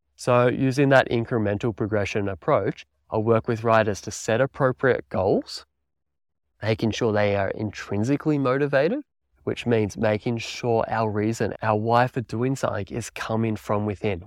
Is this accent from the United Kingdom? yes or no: no; country Victoria, Australia; moved away as an adult; also born or lived in New Zealand; I'm originally from Australia. I grew up in country Victoria there, riding bikes